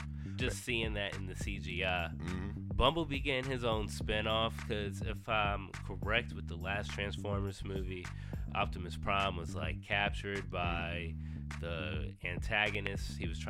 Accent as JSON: {"language": "English", "region": "the South", "country": "United States", "said": "I'm a Southerner at heart."}